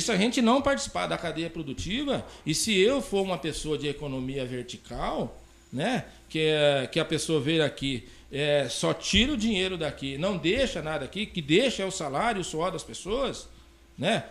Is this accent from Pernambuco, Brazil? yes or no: no; Campo Mourão, Paraná, Brazil; also born or lived in São Paulo; now in Porto Alegre do Norte, Brazil; eu sou paranaense de natural de Campo Mourão